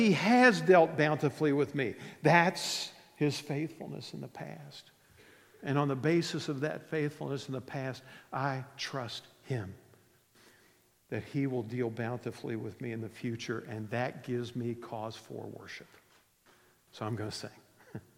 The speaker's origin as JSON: {"language": "English", "region": "West Virginia", "country": "United States", "tie": "born or raised there", "said": "I grew up in West Virginia."}